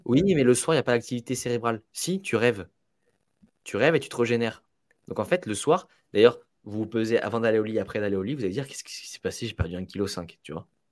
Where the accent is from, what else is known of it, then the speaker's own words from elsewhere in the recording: Italy; je suis italien